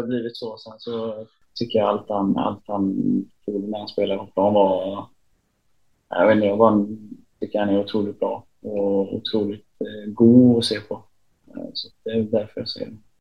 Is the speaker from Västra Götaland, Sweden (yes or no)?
yes; Uddevalla, Västra Götaland, Sweden; hem till, till Uddevalla där jag är ifrån.